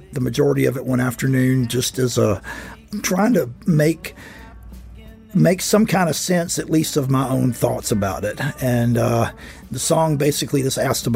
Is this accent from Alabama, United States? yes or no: yes; Alabama, United States; born or raised there; moved away